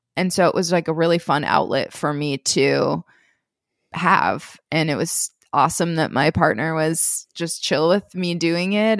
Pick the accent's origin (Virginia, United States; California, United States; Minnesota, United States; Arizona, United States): Minnesota, United States; I grew up in Minnesota.